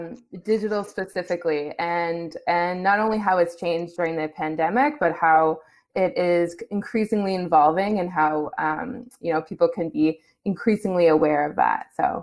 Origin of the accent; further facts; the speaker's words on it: Guelph, Ontario, Canada; So today I'm calling you from Guelph, Ontario, my home in Guelph, where I've lived for most of my life.